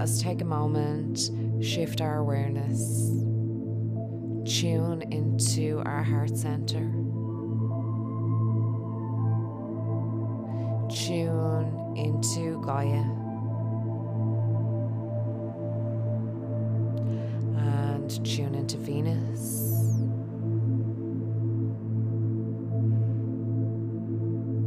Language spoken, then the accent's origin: English; Dublin, Leinster, Ireland; accent: Dublin; my Dublin accent